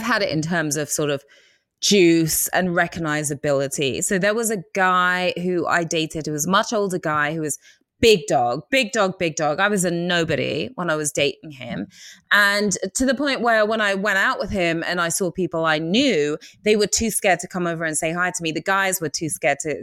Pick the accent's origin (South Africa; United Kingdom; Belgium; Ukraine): United Kingdom; England; accent: English; my English accent